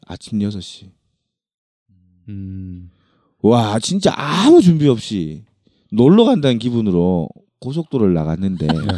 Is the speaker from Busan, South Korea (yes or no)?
no; Ulsan, South Korea; 저는 울산에서 태어났는데